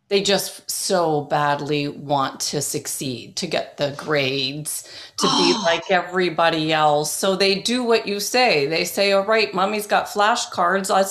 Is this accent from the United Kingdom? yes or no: yes; England, United Kingdom; born there; So you're talking about the fact now you're at Oxford and I was born in in England